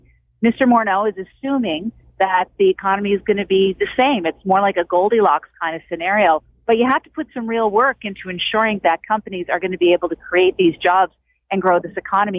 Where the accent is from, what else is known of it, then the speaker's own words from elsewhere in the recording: Cape Breton, Nova Scotia, Canada; moved away; I come from Cape Breton where there were company houses